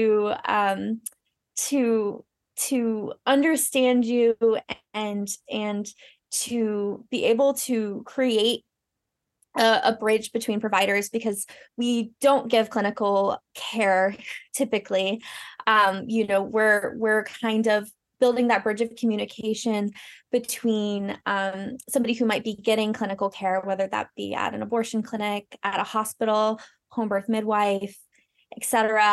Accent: North Carolina, United States; moved away as an adult; now in Maine, United States; I am originally from North Carolina, but I'm living here in Maine now and have been for 10-ish years

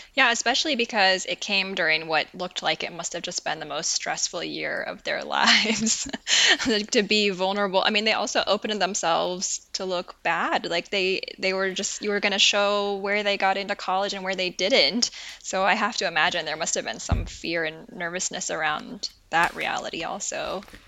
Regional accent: Portland, Oregon, United States; now in Wisconsin, United States; I grew up in Portland, Oregon, which is also nothing like California

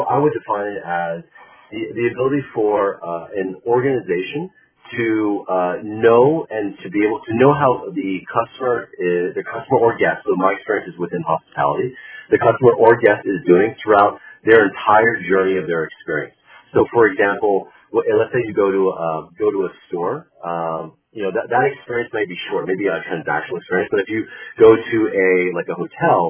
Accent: California, United States; also born or lived in China / Boston; born and raised in California.

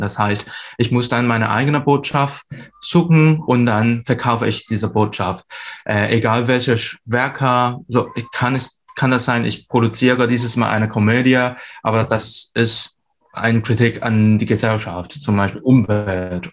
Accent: Hong Kong; German is a second language; moved away as an adult; now in Hamburg, Germany; ich bin ursprünglich aus Hongkong

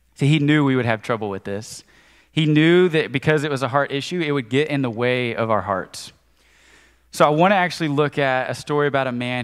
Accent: Conway, United States; I grew up in Conway

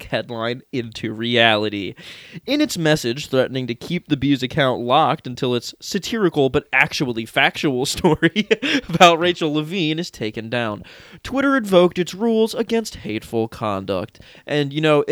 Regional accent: United States; As an American

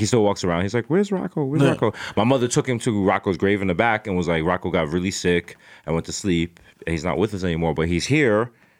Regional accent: New York, United States; we're from the Bronx

